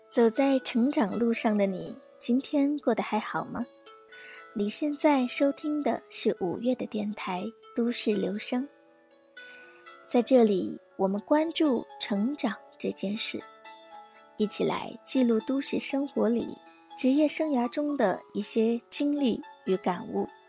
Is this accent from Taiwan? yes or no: no; southern China, China; moved away as an adult; also born or lived in Beijing; 我来自南方小城